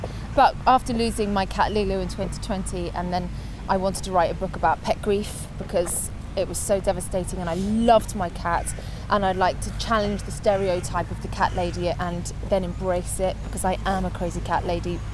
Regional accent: Guernsey; moved away as an adult; also born or lived in Alexandria, Scotland / Liverpool; Guernsey was where I grew up

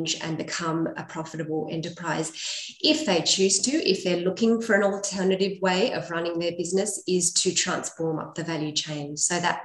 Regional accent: Australia; as Australian dairy farmers

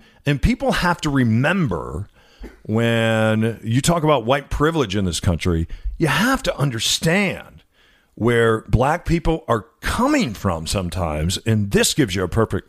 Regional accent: Illinois, United States; I grew up in Illinois

